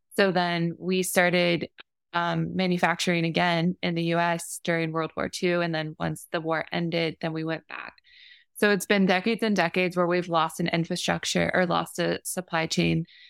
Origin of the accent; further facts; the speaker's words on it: Florida, United States; growing up in Florida